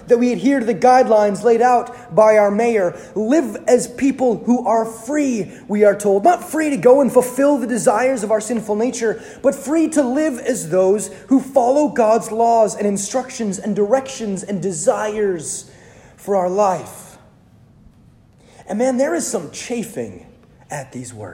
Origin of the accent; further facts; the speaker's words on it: United States; as Americans